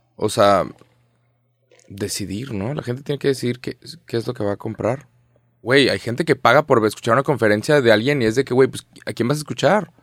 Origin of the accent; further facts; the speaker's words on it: Mexico; Somos 130 millones de mexicanos